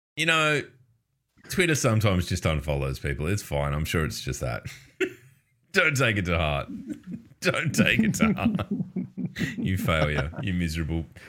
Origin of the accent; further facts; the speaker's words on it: Australia; as an Australian